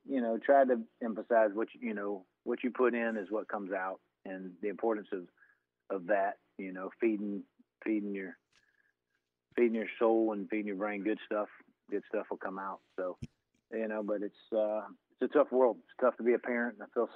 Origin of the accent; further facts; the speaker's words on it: Tallahassee, Florida, United States; also born or lived in Georgia; I was born in Georgia, but grew up in Tallahassee.